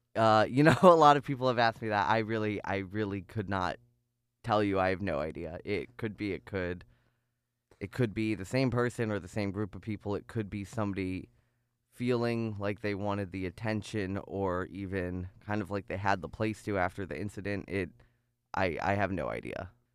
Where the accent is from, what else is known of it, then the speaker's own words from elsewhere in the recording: North Chicago, Illinois, United States; moved away as an adult; now in Ithaca, United States; I grew up in North Chicago, um, in a very very Jewish area.